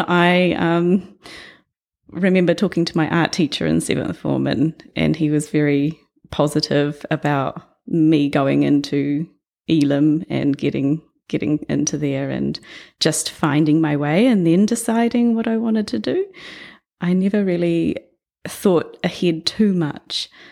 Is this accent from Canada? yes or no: no; New Plymouth, Taranaki, New Zealand; I was born in New Plymouth, um, grew up there for the first ten years of my life